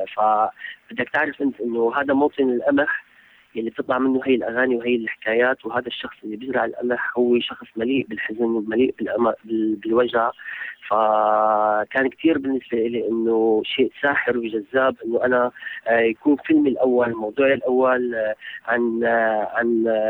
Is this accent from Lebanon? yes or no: no; Syria; انا شخص من سوريا